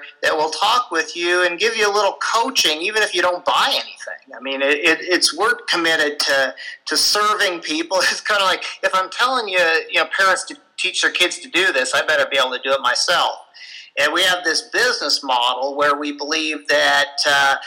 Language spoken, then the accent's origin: English; Denver, Colorado, United States; here in my hometown, Denver.